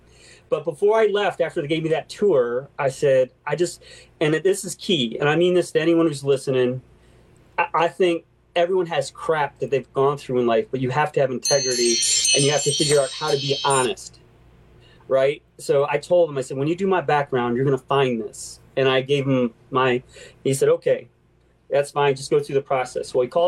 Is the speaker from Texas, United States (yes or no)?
no; Deerfield Beach, Florida, United States; I grew up in Florida for a little while. I moved all over, but Deerfield Beach.